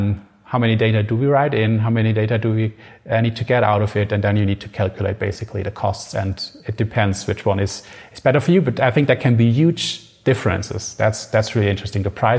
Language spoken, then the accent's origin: English; Germany; so we are from Germany, and AMG in Germany is fast cars, basically.